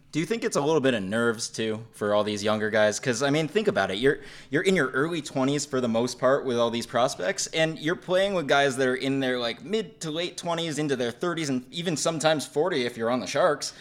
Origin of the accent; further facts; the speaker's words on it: Western Massachusetts, United States; I grew up in Western Massachusetts